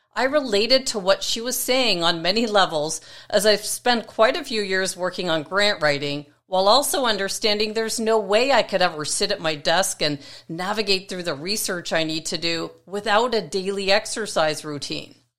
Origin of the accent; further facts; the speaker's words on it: Toronto, Ontario, Canada; in the city of North York, where I grew up in Toronto, Canada